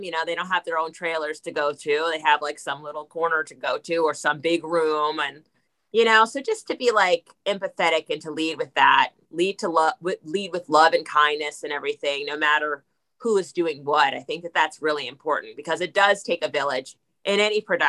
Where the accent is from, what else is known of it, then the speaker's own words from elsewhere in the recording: New Jersey, United States; I'm from New Jersey